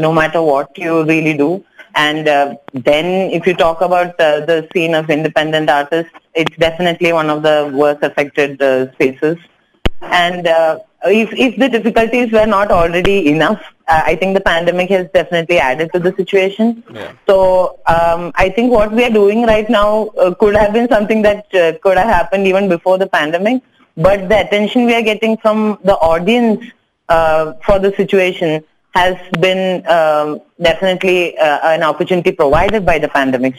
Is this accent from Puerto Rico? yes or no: no; Kochi, Kerala, India; first language Tamil; English is a second language; moved away as an adult; now in Hyderabad, India; I'm actually from Kochi. I'm a Tamil speaker, but raised in Kerala, so I know Malayalam as well.